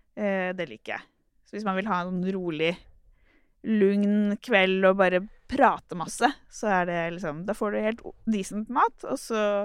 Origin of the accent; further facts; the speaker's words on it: Turkey; now in Oslo, Norway; Jeg er jo opprinnelig fra Tyrkia